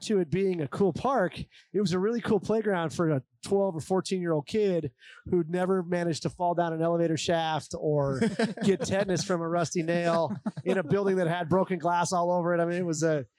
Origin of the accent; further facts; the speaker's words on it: Sheridan, Wyoming, United States; as a kid growing up in Sheridan, the old Sheridan brewery was on the property where Whitney Commons is now